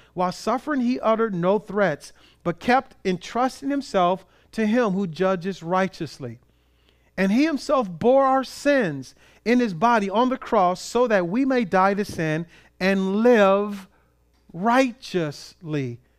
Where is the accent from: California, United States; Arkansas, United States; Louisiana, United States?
California, United States; Compton; started from Compton, California